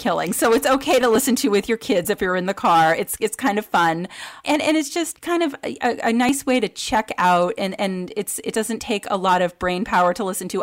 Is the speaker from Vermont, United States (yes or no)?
yes; Vermont, United States; I grew up in Vermont with limited media access